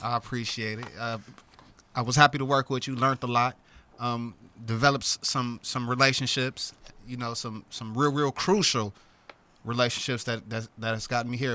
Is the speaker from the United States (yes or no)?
yes; Akron, Ohio, United States; I'm from Akron, Ohio